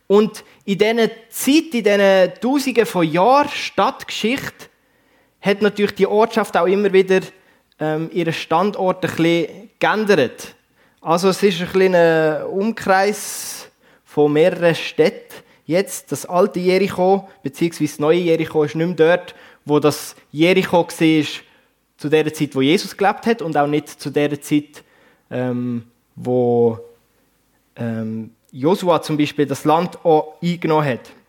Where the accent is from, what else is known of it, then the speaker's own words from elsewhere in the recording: Basel-Landschaft, Switzerland; accent: Baselbieterdeutsch; Aber ursprünglich, man hört es vielleicht, komme ich nicht hier aus dem Bernbiet, sondern aus dem Baselbiet. Baselland ähm, ist ein bisschen meine, meine Heimat.